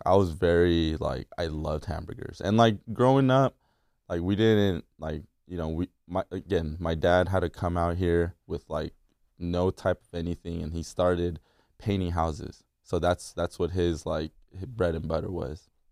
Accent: La Mirada, California, United States; also born or lived in Korea / Fullerton, California; I was born in Korea and I moved out here with my, my, my dad, my mom, and my sister in ninety-eight. to La Mirada, California

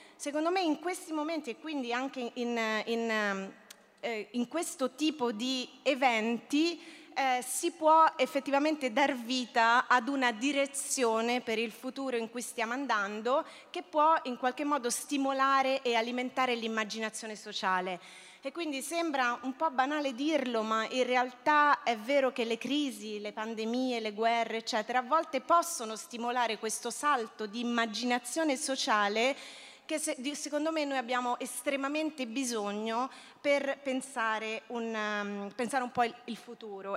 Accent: Rome, Lazio, Italy; moved away; also born or lived in Barcelona; io sono romana

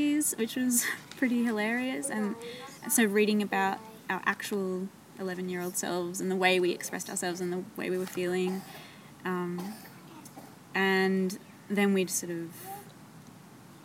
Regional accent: Canberra, Australian Capital Territory, Australia; I'm from Canberra

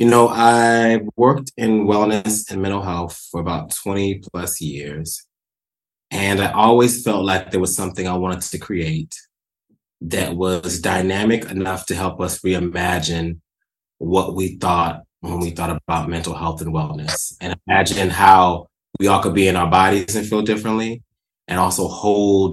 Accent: the South, United States; I am a Southerner

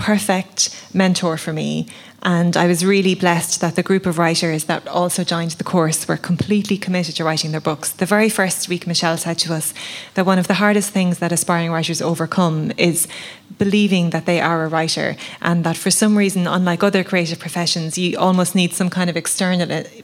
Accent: the Midlands, Leinster, Ireland; I grew up in the Midlands in Laois

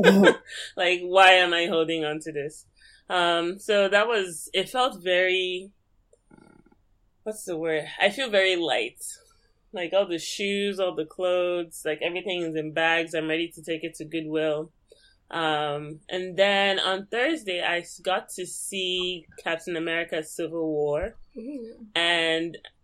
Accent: Lagos, Nigeria; moved away; I was born and raised in Lagos

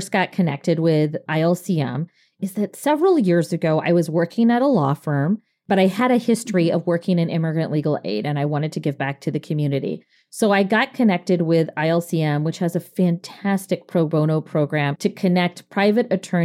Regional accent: Fridley, Minnesota, United States; I was the first baby born in Fridley, Minnesota, the year I was born.

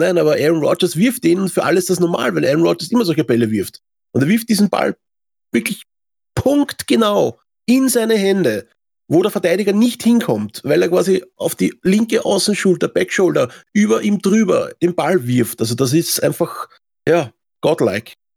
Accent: Austria; Das gibt es bei uns in Österreich

